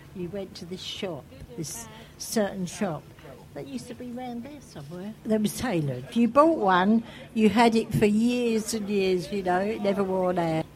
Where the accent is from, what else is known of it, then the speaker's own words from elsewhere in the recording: London, United Kingdom; accent: Cockney; moved away as an adult; also born or lived in Shoreditch; now in Stoke Newington, United Kingdom; originally from the Isle of Dogs. I'm a Cockney